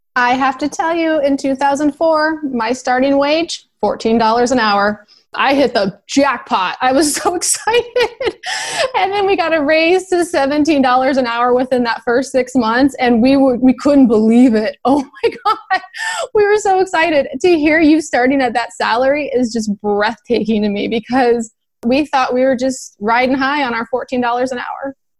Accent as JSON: {"language": "English", "region": "Nebraska", "country": "United States", "said": "I'm a nurse from Nebraska."}